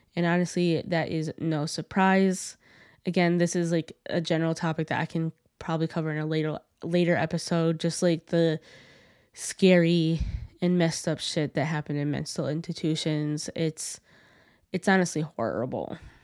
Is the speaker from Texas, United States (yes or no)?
no; Connecticut, United States; my home state of Connecticut